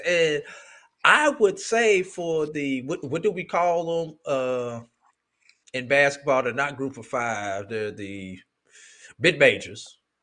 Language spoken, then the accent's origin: English; St. Louis, Missouri, United States; growing up in St. Louis, Missouri